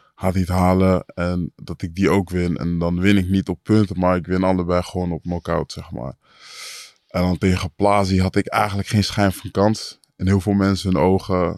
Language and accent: Dutch; Amersfoort, Utrecht, Netherlands; ik kom uit Amersfoort